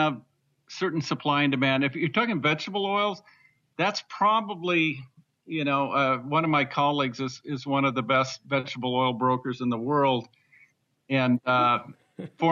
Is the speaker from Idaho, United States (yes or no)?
yes; Northern Idaho, United States; growing up in Northern Idaho